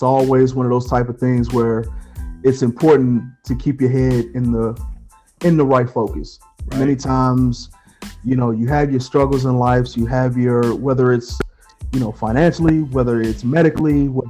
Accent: Chicago, Illinois, United States; moved away; I was born in Chicago, on the South Side

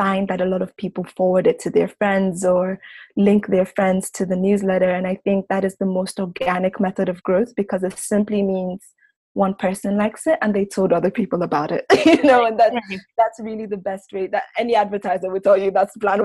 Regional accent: Lagos, Nigeria; moved away as an adult; now in New York, United States; where we grew up in Lagos.

